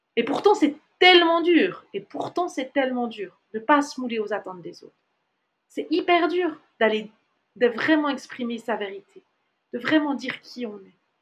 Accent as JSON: {"language": "French", "country": "Switzerland", "moved": "as an adult", "said": "en tant que Suisse"}